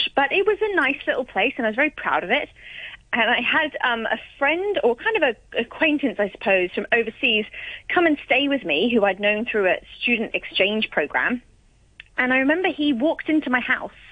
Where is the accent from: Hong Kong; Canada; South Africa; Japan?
Hong Kong; growing up in Hong Kong